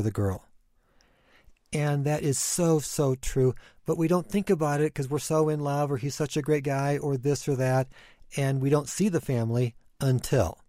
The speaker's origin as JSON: {"language": "English", "country": "Ecuador", "tie": "born or raised there", "moved": "yes", "said": "I grew up in Ecuador"}